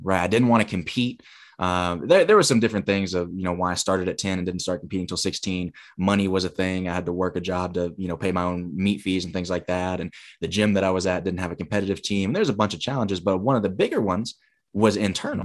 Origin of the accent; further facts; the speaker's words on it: Huntsville, Alabama, United States; moved away as an adult; also born or lived in Michigan; a different gym in my hometown of Huntsville